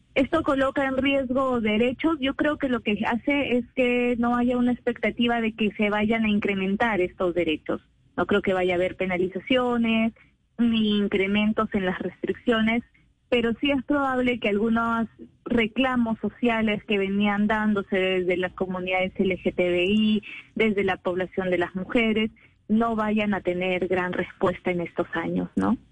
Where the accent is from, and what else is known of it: Peru